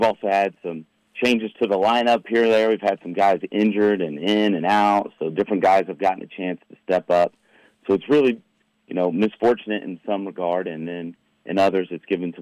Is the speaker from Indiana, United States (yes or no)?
yes; New Castle, Indiana, United States; I definitely grew up going to the Anderson sectional, in the Wigwam, and I grew up right around Newcastle there